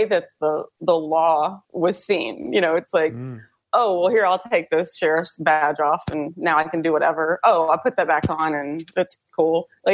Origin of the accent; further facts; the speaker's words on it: Texas, United States; growing up in Texas